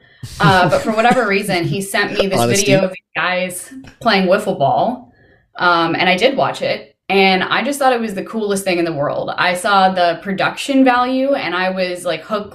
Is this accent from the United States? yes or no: yes; Houston, Texas, United States; I'm from Houston